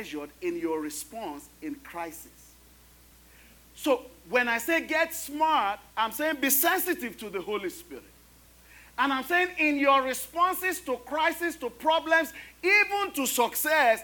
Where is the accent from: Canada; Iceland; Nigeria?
Nigeria; now in United States; I am Nigerian, American